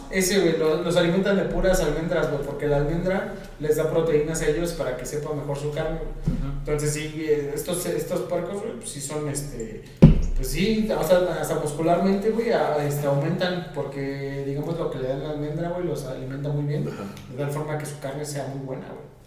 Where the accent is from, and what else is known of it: Mexico